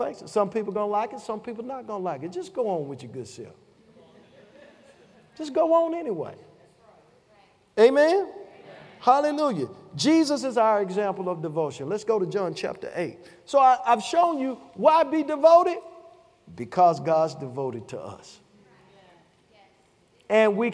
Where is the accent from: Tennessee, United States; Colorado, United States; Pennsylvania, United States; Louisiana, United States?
Tennessee, United States; Chattanooga; I'm from Chattanooga, Tennessee. We say ages to come like this.